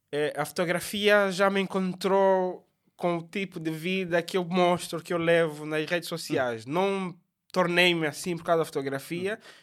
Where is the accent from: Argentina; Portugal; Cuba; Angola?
Angola; Lubango, Huíla; sou natural do Lubango